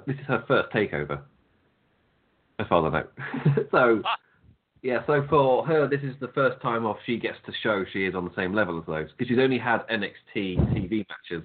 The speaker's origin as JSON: {"language": "English", "region": "England", "country": "United Kingdom", "said": "I'm English"}